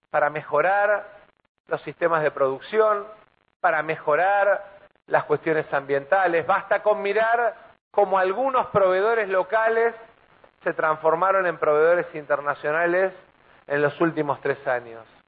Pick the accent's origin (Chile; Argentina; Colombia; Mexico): Argentina; Buenos Aires Province; lo digo como bonaerense